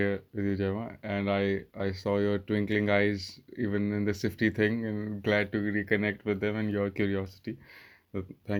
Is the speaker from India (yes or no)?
yes; India; I think growing up in India was one big thing, because my father was in the army and I lived all around India.